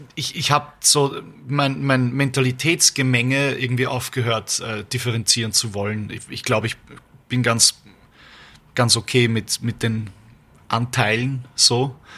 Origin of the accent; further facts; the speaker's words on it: Vienna, Austria; wir sind Wiener, Österreicher